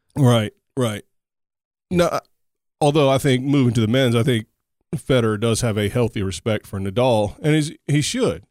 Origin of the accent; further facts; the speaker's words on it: United States; I'm an American